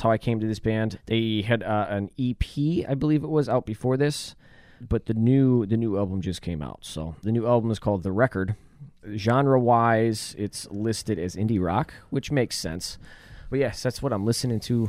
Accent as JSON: {"language": "English", "town": "Buffalo", "region": "New York", "country": "United States", "said": "I'm from Buffalo"}